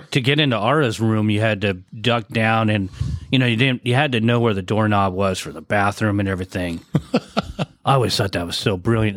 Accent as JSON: {"language": "English", "town": "San Diego", "region": "California", "country": "United States", "also_born_or_lived": "Point Loma, San Diego / Santee, California", "said": "I was from Mira Mesa. Yeah. So I uh, started in, in Point Loma, but that's most of my time in Mira Mesa"}